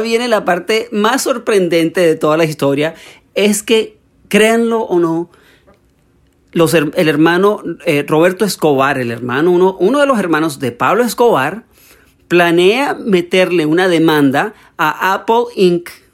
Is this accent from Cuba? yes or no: no; Venezuela; soy venezolano